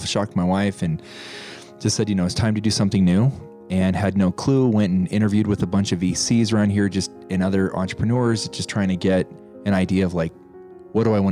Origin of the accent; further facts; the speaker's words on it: Pueblo, Colorado, United States; moved away; also born or lived in Montana; I was born and raised in Colorado, little town, Pueblo, Colorado. My dad moved us to Montana. I then became a farm boy